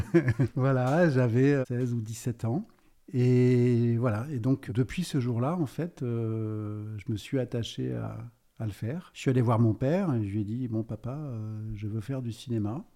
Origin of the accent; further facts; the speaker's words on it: Brittany, France; je suis breton d'origine